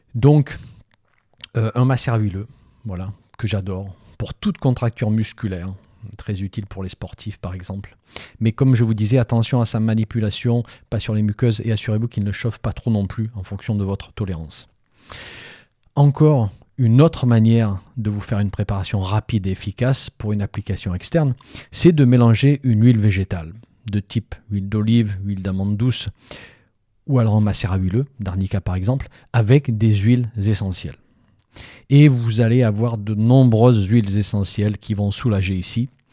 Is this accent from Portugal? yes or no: no; Provence-Alpes-Côte d'Azur, France; chez moi en Provence